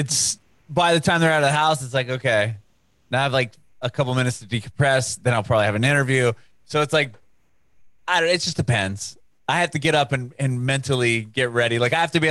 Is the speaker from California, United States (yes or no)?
yes; San Diego, California, United States; moved away as an adult; now in Nashville, United States; I'm originally from San Diego, from California